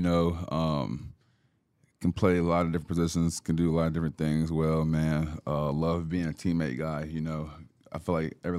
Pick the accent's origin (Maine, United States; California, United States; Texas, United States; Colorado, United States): Texas, United States; Dallas; Or I'm from Dallas, too, you know, so